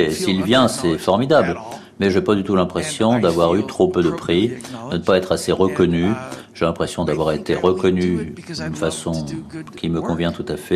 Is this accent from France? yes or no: no; Algeria; Bonjour, euh, je viens d'Algérie, euh, je suis assez ému de vous uh, poser une question